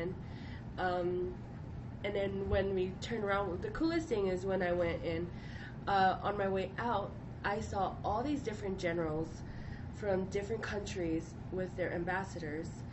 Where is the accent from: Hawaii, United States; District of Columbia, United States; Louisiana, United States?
Hawaii, United States; I grew up in Hawaii